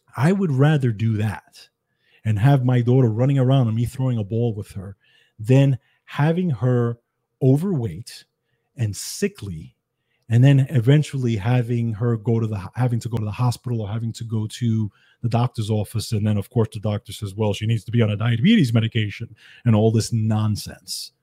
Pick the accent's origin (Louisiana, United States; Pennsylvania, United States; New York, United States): New York, United States; New York City; I grew up in the Bronx, New York